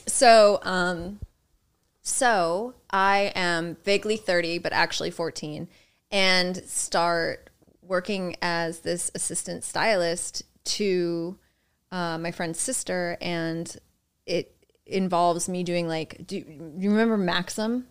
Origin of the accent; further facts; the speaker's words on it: Boonton Township, New Jersey, United States; now in New York City, United States; Born in Jersey, born and raised in Jersey